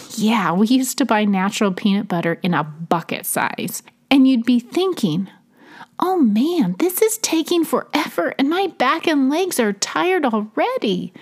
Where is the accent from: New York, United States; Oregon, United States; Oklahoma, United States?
Oregon, United States; now in Tennessee, United States; where I grew up in Oregon